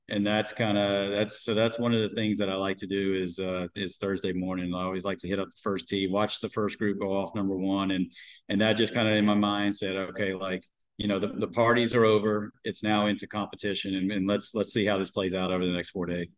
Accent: Atlanta, Georgia, United States; moved away; also born or lived in Arizona; I grew up in Atlanta. I grew up down south

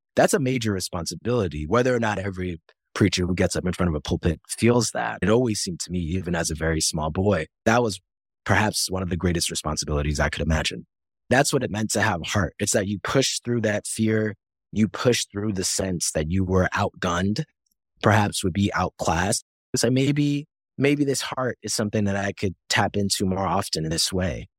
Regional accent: Yonkers, New York, United States; the first poetry slam I ever attend is at the Yonkers Public Library. Like it's in my hometown

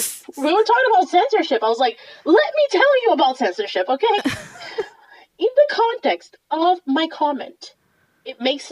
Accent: Boston, Massachusetts, United States; Also, today's Super Bowl Sunday, and I'm from Boston, so yes.

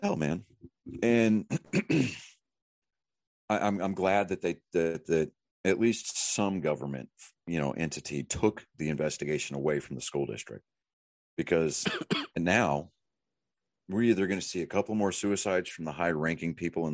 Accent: Wichita Falls, Texas, United States; moved away as an adult; also born or lived in San Diego, California; now in Lake Jackson, United States; I graduated from Ryder. I graduated in Wichita Falls

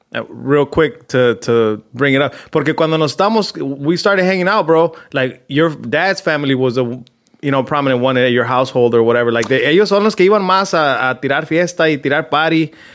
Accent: Compton, California, United States; Yeah, when we were growing up in Compton, dude, pretty much all my dad's brothers or siblings, I should say, because it was brothers and sisters, were living there.

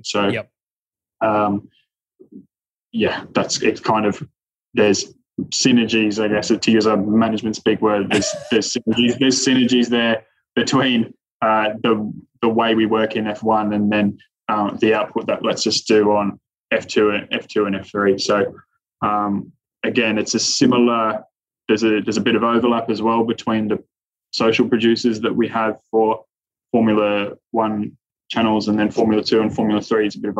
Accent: Australia; You know, you watching, as an Australian, watching Piastri last year

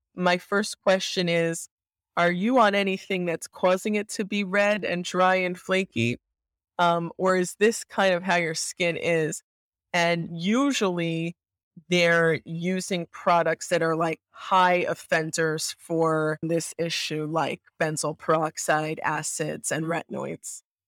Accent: New York, United States; I'm a like, avid, born and bred New Yorker, I love this city, and I actually live here as well

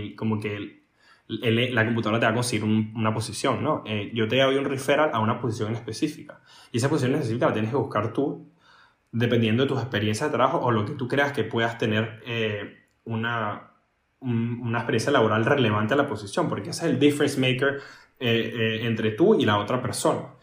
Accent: Venezuela; moved away; Yo vengo de Venezuela, la mayoría de la gente donde yo trabajo son europeos

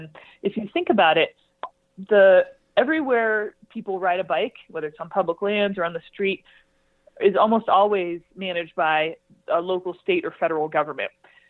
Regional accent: California, United States; I'm from California.

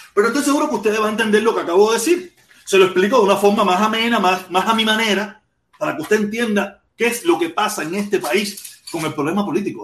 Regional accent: Cuba; moved away; yo quiero estar en mi país

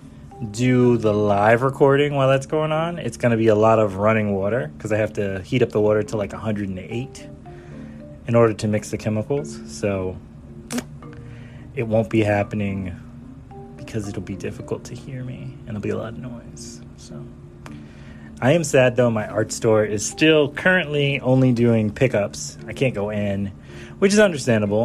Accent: the South, United States; I grew up in the South.

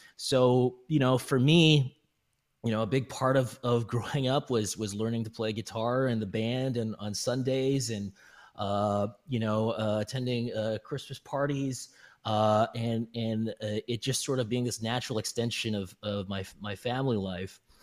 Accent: British Columbia, Canada; now in United States; I'm actually Asian Canadian American, uh, so I grew up in British Columbia

